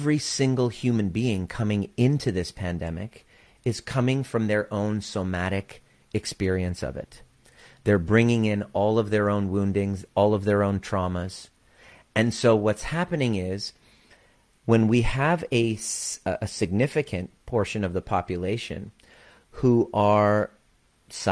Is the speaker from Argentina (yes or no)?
no; Canada; also born or lived in Iran; with my twin brother at the age of four, we came to Canada